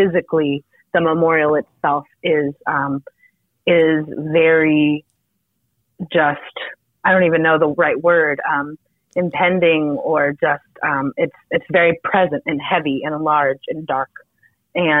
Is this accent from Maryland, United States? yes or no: yes; Maryland, United States; my home county in Maryland